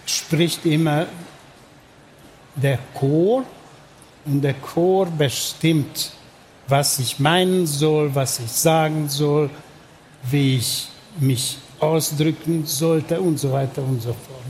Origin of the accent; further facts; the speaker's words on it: Budapest, Hungary; German is a second language; Ich bin in Budapest geboren und aufgewachsen